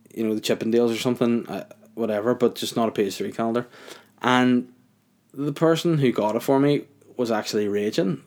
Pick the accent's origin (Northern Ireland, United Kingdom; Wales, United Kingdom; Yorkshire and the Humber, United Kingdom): Northern Ireland, United Kingdom; Holywood; also born or lived in Crawfordsburn; I'm from North Down originally. Brought up in Hollywood, moved to Croftsburn, moved out, out of North Down for a while.